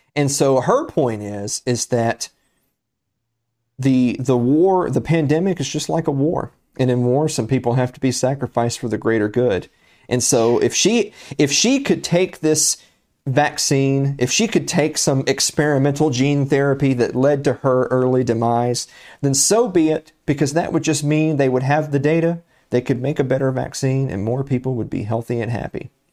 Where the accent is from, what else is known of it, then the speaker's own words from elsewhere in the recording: Tennessee, United States; my home state, the state of Tennessee